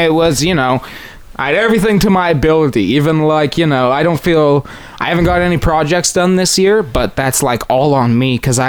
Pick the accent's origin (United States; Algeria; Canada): Canada; We're Canadian.